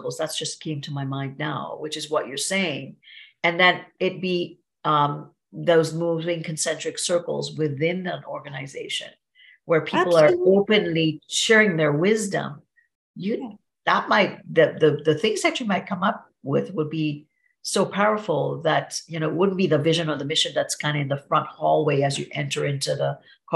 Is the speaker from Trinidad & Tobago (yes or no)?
yes; Trinidad & Tobago; now in Niagara Falls; I grew up in Trinidad and Tobago in a little village